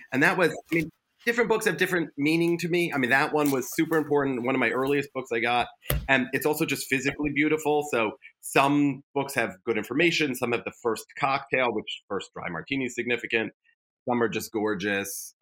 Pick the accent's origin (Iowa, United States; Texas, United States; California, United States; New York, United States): New York, United States; Westchester County; also born or lived in Manhattan, New York; I grew up in Westchester County, New York, and then lived in Manhattan by far the majority of my life